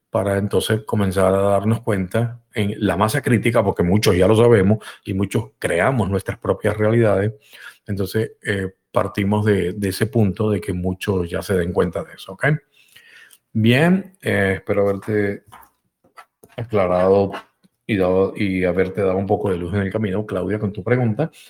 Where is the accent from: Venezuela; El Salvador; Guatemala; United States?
United States; Yo, yo soy norteamericano, eh, soy estadounidense, estadounidense, como dije la otra vez.